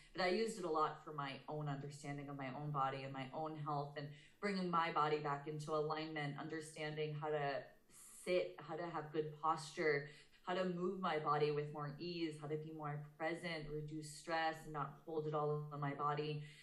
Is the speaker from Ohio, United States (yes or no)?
no; outside of Boston, Massachusetts, United States; also born or lived in Portland, Maine; I was born and raised outside of Boston, Massachusetts